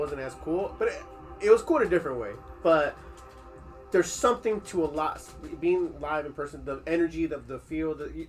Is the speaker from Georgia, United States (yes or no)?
no; Southern California, United States; I'm from California